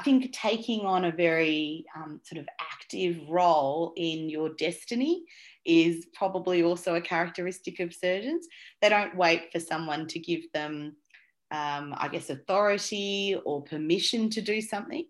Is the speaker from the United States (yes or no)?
no; Australia; also born or lived in Colombo, Sri Lanka / Saudi Arabia; So I was born in Colombo in Sri Lanka, but I was only there for 9 months actually. And then my family, which was just mum and dad at that stage, we migrated to Saudi Arabia, which was actually quite common for a lot of Sri Lankan families in those days. And so I sort of was there till I was about 6 and a half, and that's when we migrated to Australia